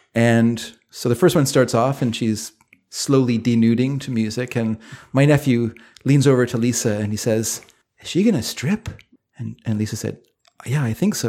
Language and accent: English; British Columbia, Canada; also born or lived in Coquitlam, British Columbia / Delta, British Columbia; I'm a Canadian